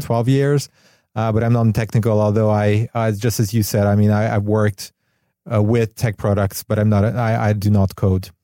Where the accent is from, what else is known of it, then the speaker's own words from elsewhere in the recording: Hungary; moved away as an adult; also born or lived in Barcelona, Spain; now in Los Angeles, United States; I'm from Europe, actually from Hungary originally. I moved to L A about a bit more than a year ago